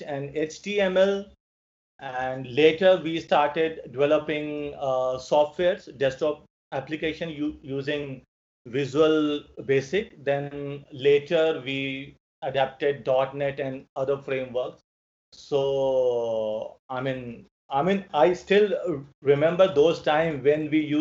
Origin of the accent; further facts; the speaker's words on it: New Delhi, Delhi, India; I'm from New Delhi, India